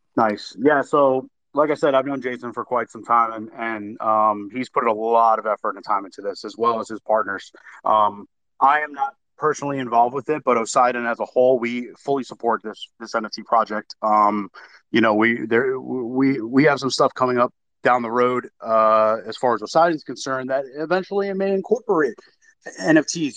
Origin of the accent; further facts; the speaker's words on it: New York, United States; moved away; I'm from New York originally